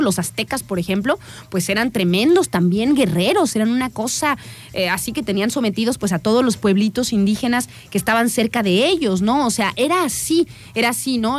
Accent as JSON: {"language": "Spanish", "country": "Mexico", "said": "para nosotros como mexicanos"}